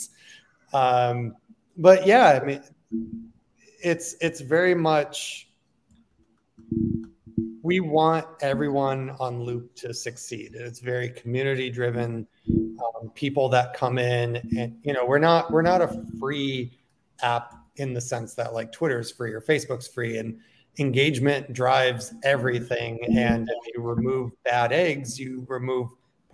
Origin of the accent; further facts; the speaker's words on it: south of Buffalo, New York, United States; I grew up south of Buffalo